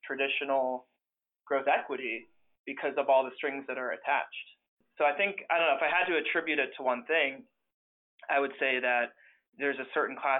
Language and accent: English; Pittsburgh, Pennsylvania, United States; I grew up in Pittsburgh